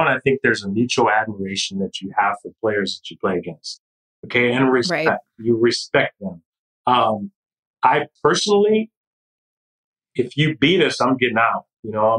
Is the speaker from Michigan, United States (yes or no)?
yes; Kalamazoo, Michigan, United States; I grew up in Kalamazoo, Michigan.